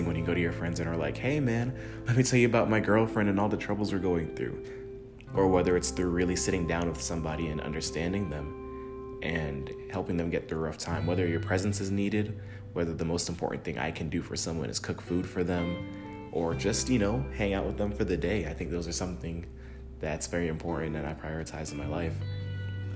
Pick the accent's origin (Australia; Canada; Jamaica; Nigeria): Jamaica; also born or lived in United States; now in Tennessee, United States; I'm from Jamaica. I was born there and raised there. I moved to the United States when I was young.